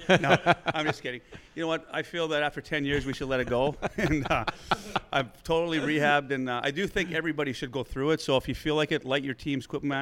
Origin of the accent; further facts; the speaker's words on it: Winnipeg, Manitoba, Canada; moved away as an adult; also born or lived in Phoenix, Arizona; now in Minnesota, United States; I'm from Winnipeg. My wife's from Winnipeg.